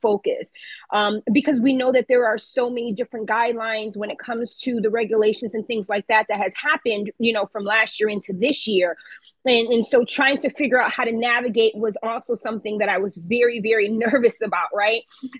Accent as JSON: {"language": "English", "town": "Waterbury", "region": "Connecticut", "country": "United States", "tie": "born or raised there", "said": "But yeah, we are proud to say that we're born and raised in Waterbury, Connecticut."}